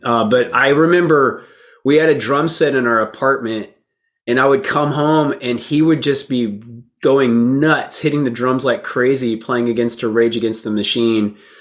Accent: Texas, United States; also born or lived in Florida; when we moved to Texas.

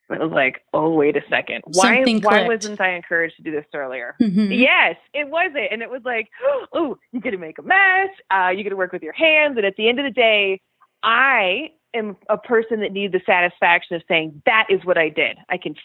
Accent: Colorado, United States; moved away as an adult; I'm from Colorado

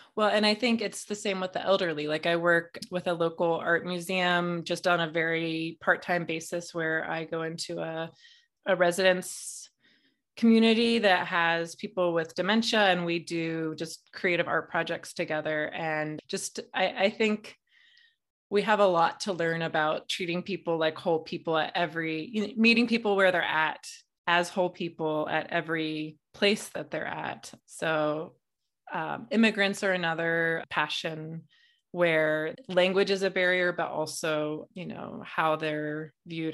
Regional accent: Midwest, United States; I grew up in a very conservative family in the Midwest

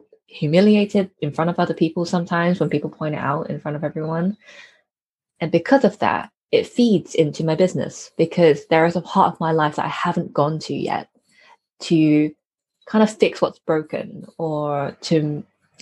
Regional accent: United Kingdom; I'm a British born Chinese person. So I'm a child of immigrants. And I was raised in a collectivist culture, but in an individualist society

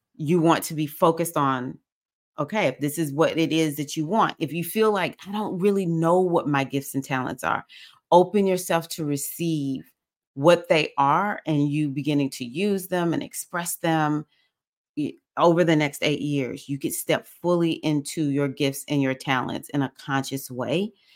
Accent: United States; I'm African American

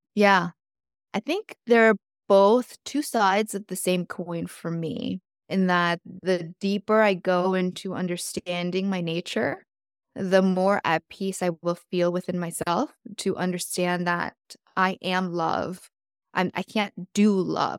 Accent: South Korea; moved away; I was born in South Korea

